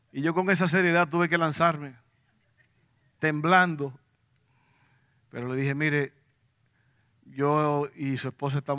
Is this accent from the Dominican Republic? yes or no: yes; Dominican Republic; now in Abilene, United States; yo me vine desde la República Dominicana, tierra de sol, aguas azules y arenas blancas. Me vine a Abilene, Texas, un lugar de tierra roja frío, ahí no hay nada.